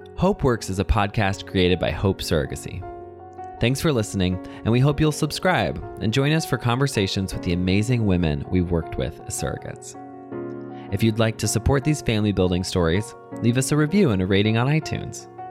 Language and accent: English; Texas, United States; now in Minnesota, United States; I'm from Texas, and you know, we live in Minnesota